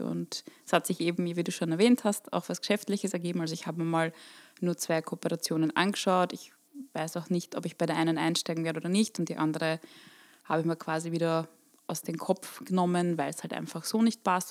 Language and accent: German; Burgenland, Austria; moved away; Eine gebürtige Burgenländerin, die es in die Welt verschlagen hat.